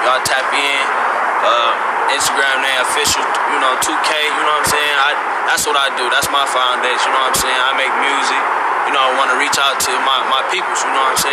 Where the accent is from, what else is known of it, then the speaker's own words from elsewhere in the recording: Detroit, Michigan, United States; I was born and raised on Pimmerville and Sussex